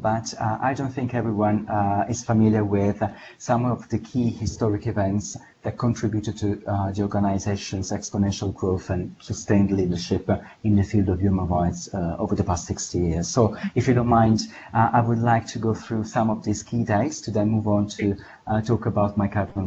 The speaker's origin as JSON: {"language": "English", "town": "Ostuni", "region": "Apulia", "country": "Italy", "tie": "born or raised there", "second_language": "English", "said": "I was born in a tourist town in the south of Italy called Ostuni"}